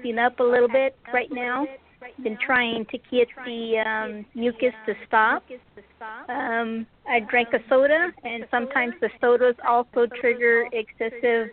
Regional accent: San Antonio, Texas, United States; San Antonio, Texas

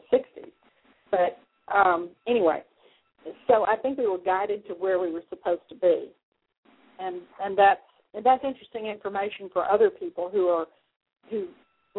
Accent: Dallas, Texas, United States; now in Houston, United States; I grew up in Dallas

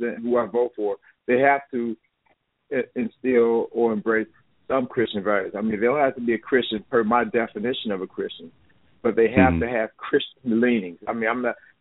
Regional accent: Chicago, Illinois, United States; moved away as an adult; now in Las Vegas, United States; I live in Las Vegas. I'm from Chicago, but I moved to Las Vegas after I got out of the Air Force in 76

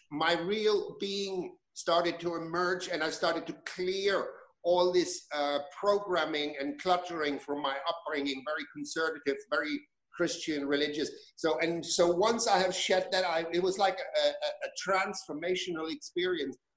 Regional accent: Germany; moved away as an adult; I grew up in Germany. I was born in Germany. I spent the first 20 years of my life there

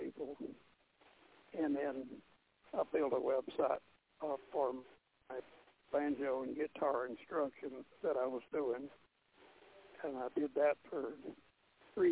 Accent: North Georgia, United States; moved away as an adult; also born or lived in Pensacola / New Orleans; came back to Georgia, where I was raised in North Georgia.

